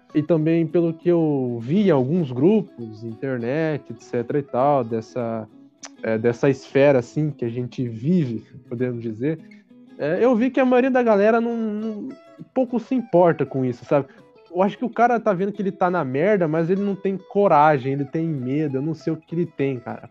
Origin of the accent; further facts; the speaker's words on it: Brazil; moved away as an adult; also born or lived in Croatia; now in France; como nós somos brasileiros